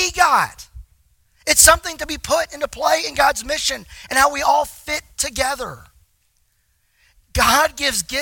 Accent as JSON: {"language": "English", "region": "Texas", "country": "United States", "said": "I'm from Texas"}